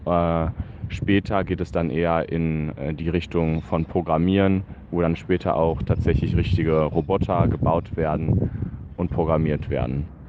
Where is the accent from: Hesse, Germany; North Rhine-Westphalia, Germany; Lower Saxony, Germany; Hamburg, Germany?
North Rhine-Westphalia, Germany; Essen; moved away as an adult; now in Guayaquil, Ecuador; ich bin aus Essen und momentan befinde ich mich gerade in Guayaquil